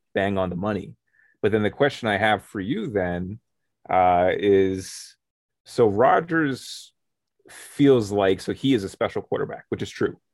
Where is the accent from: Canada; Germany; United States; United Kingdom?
Canada; We're from Canada